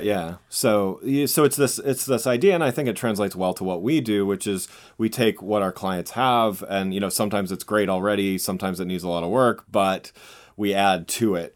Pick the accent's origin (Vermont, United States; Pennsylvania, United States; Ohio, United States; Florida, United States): Pennsylvania, United States; Reading; moved away as an adult; also born or lived in Southwest Michigan; now in Washington, DC, United States; I grew up, um, out, outside Philadelphia, um, in a town called Reading, Pennsylvania